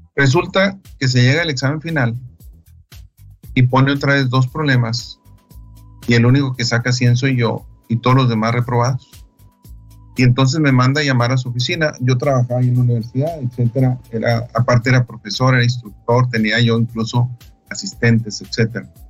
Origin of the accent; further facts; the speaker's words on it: Delicias, Chihuahua, Mexico; yo soy de Alicia, Chihuahua